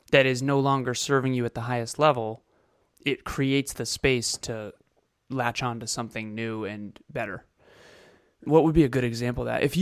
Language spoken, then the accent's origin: English; Melbourne, Victoria, Australia; Hey everyone … from Melbourne, Australia.